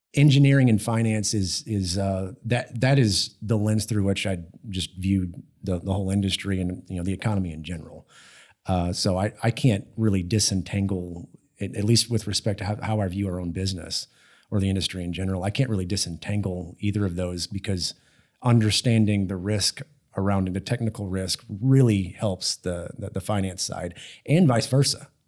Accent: Austin, Texas, United States; also born or lived in Houston, Texas; growing up in Texas, I, I, I grew up in Austin

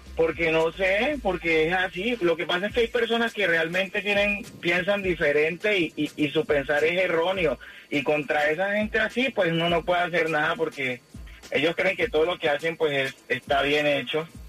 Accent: Colombia; now in Miami, United States; soy de Colombia

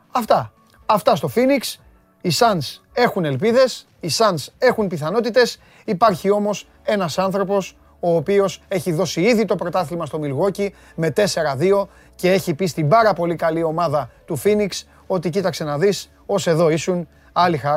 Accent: Greece; εμείς είμαστε Έλληνες

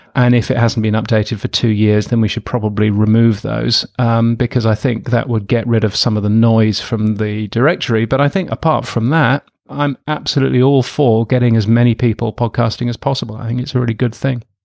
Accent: the north of England, United Kingdom; I grew up in England, in the north of England mostly

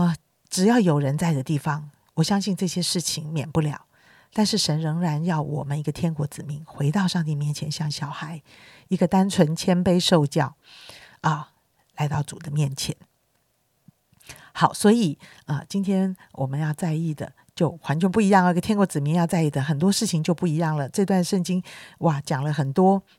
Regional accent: China; 其实呢，我们中国人，我觉得性性情上面就是比较内向的

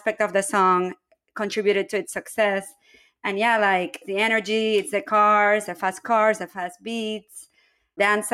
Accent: San Juan, Puerto Rico; Growing up in San Juan

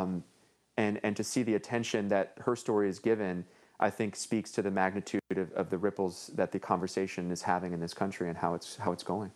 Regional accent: Los Angeles, California, United States; I grew up in Northeast L

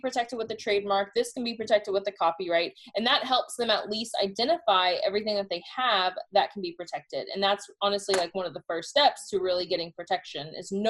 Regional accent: Pasadena, Texas, United States; also born or lived in Kentucky; now in Deer Park, United States; Pasadena, Texas.

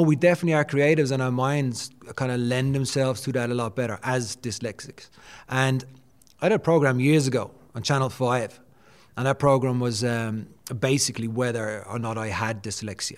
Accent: Dublin, Leinster, Ireland; Born and raised in Dublin.

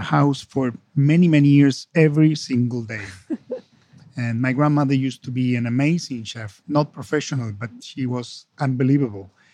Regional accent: Buenos Aires, Argentina; English is a second language; moved away as an adult; also born or lived in Italy / Spain / France / United States; now in London, United Kingdom; I come from Argentina, so we are Latin American

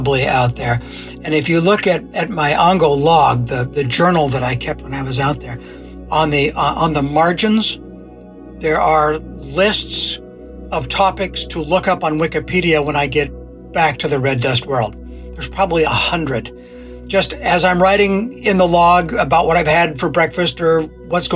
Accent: Scotland, United Kingdom; moved away; as a Scot

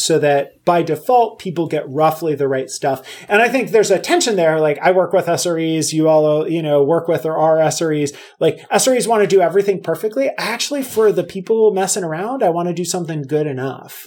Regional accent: Puerto Rico; now in Pennsylvania, United States; I live in Pennsylvania. Uh, so I grew up in Puerto Rico

